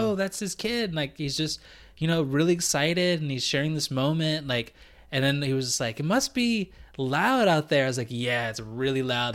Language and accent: English; United States; now in Canada; as an American